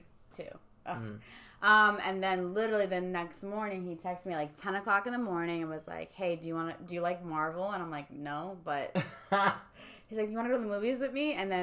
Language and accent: English; South Norwalk, Connecticut, United States; So he's from the Bronx. I'm from SoNa. We have zero friends in common.